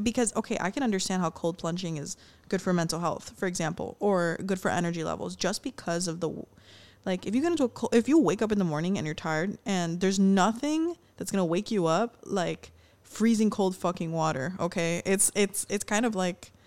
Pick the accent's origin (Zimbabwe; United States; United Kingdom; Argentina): United States; Miami, Florida; we're born and raised in Miami